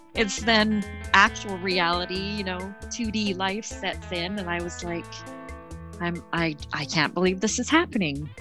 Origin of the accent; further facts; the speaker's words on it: Canada; I'm Canadian